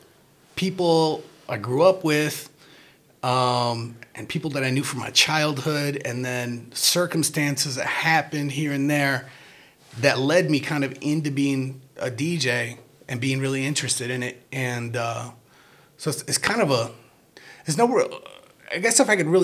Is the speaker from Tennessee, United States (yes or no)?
no; Rockford, Illinois, United States; I grew up on Rockton Avenue and Acorn Street